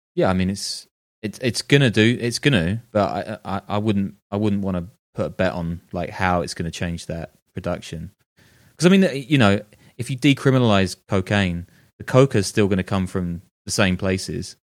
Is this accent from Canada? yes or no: no; United Kingdom; moved away as an adult; also born or lived in London / Dubai / New York / Berlin; I'm British